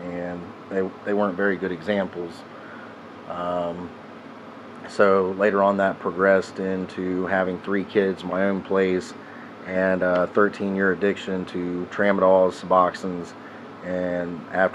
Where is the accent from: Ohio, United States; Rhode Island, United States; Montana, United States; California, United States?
Ohio, United States; Columbus Circleville area; also born or lived in Ashville, Ohio; I come from the Columbus Circleville area. I grew up in a broken home.